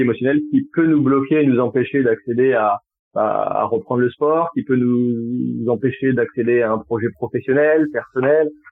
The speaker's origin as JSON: {"language": "French", "town": "Tours", "region": "Centre-Val de Loire", "country": "France", "tie": "born or raised there", "also_born_or_lived": "Poitiers", "moved": "yes", "lives_now": "Bordeaux, France", "said": "je suis originaire de Tours, mais j'ai passé dix ans sur Poitiers et je suis arrivé il y a, il y a pas très longtemps sur euh, sur Bordeaux"}